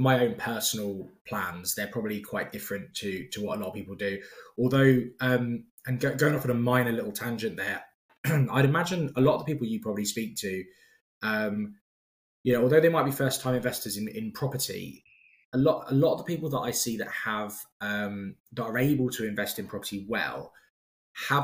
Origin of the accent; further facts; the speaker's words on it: London, United Kingdom; as a Londoner